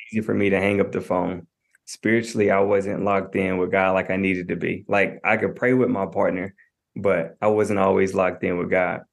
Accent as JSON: {"language": "English", "town": "Knoxville", "region": "Tennessee", "country": "United States", "said": "I'm from Knoxville, Tennessee."}